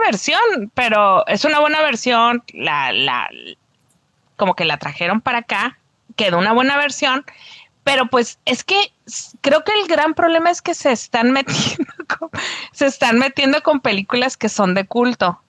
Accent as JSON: {"language": "Spanish", "town": "Tijuana", "region": "Baja California", "country": "Mexico", "moved": "as an adult", "lives_now": "Mexicali, Mexico", "said": "Soy, soy cachanilla por adopción. Ya tengo 10 años aquí, cumplí 10 años hace unos días, pero soy de Tijuana"}